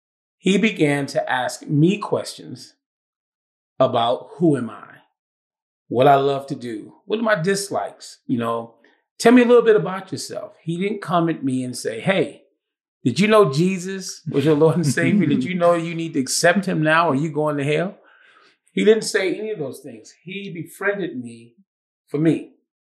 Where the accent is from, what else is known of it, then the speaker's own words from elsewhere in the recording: Cleveland, Ohio, United States; moved away as an adult; also born or lived in Tiffin, Ohio / Michigan; I started off born and raised in Cleveland, Ohio.